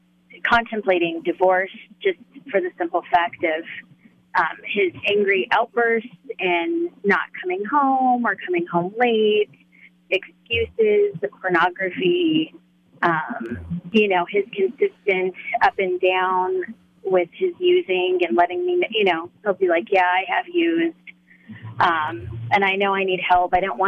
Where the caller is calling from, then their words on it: Loveland, Colorado, United States; Loveland, Colorado.